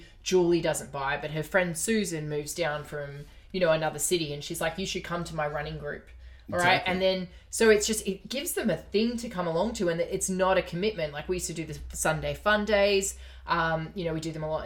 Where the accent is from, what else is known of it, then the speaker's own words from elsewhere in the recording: Australia; I'm from Australia.